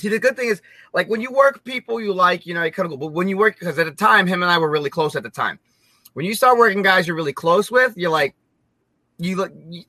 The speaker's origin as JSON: {"language": "English", "country": "United States", "said": "as an American, as a gaijin"}